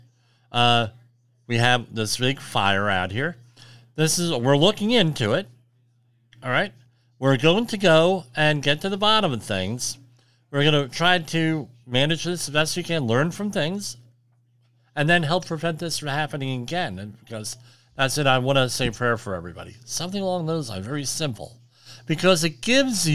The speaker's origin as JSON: {"language": "English", "town": "Woodbridge", "region": "New Jersey", "country": "United States", "tie": "born or raised there", "said": "my hometown of Woodbridge, New Jersey"}